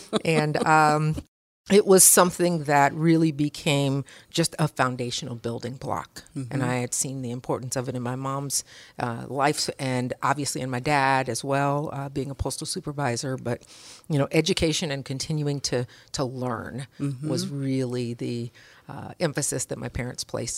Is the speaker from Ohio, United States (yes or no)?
yes; Toledo, Ohio, United States; So started at a young age. So I grew up here in Toledo.